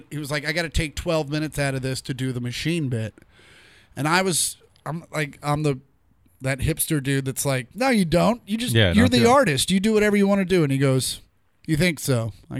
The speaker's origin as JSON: {"language": "English", "region": "Kansas", "country": "United States", "moved": "yes", "said": "I'm from Kansas."}